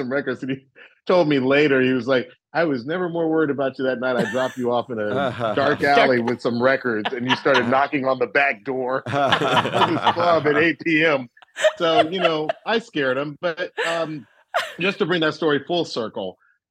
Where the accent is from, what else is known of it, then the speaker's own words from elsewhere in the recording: Atlanta, Georgia, United States; moved away as an adult; also born or lived in Cambridge, Massachusetts; I was coming from Atlanta, where Atlanta was so black when I was growing up